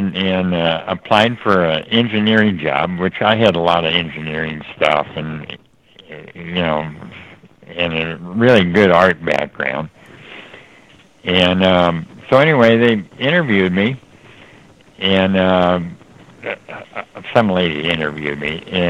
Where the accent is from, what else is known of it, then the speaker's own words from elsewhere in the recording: Los Angeles, California, United States; I grew up here in Los Angeles.